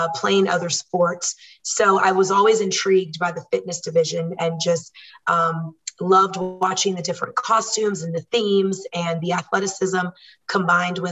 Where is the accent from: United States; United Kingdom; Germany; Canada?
United States; Washington, D.C.; moved away as an adult; also born or lived in Virginia; now in Murrieta, United States; I am originally from the East Coast, born and raised in DC and Virginia, and we moved to Murrieta, California in 2013